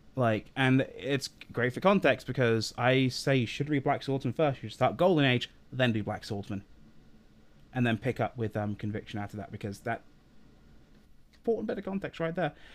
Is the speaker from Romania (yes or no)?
no; England, United Kingdom; we're English